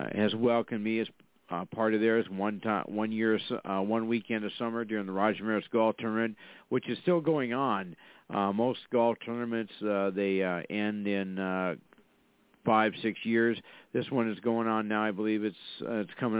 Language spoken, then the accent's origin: English; Fargo, North Dakota, United States; I'm from Fargo, North Dakota